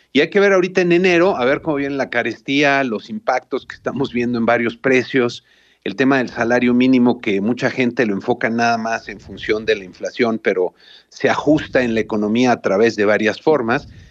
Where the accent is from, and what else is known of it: Mexico